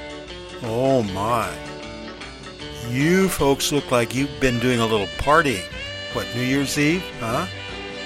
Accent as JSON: {"language": "English", "town": "Long Beach", "region": "California", "country": "United States", "tie": "born or raised there", "said": "Long Beach, which is my hometown"}